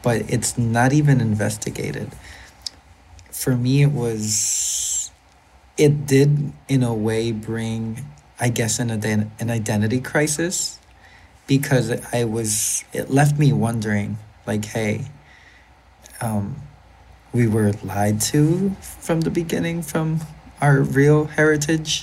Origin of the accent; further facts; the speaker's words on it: Puerto Rico; We have a phrase here in Puerto Rico